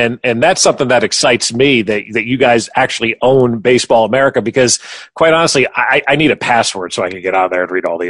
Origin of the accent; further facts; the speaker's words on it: New Jersey, United States; growing up in New Jersey as a Yankee fan my whole life